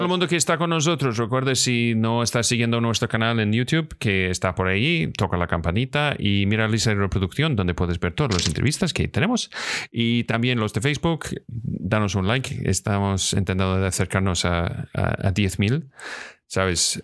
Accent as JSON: {"language": "Spanish", "region": "Scotland", "country": "United Kingdom", "moved": "yes", "lives_now": "Spain", "said": "soy de Escocia"}